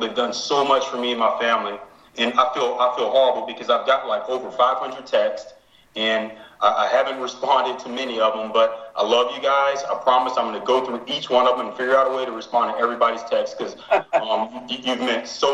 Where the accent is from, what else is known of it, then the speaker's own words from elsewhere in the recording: Lake Charles, Louisiana, United States; moved away as an adult; also born or lived in New Orleans; now in Atlanta, United States; we're both from Lake Charles. We met in high school